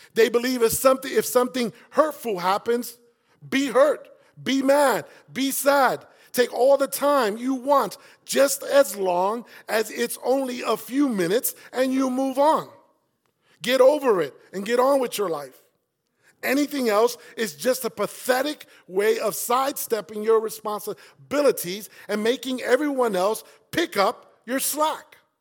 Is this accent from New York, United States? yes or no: yes; New York City, New York, United States; And that's where I grew up.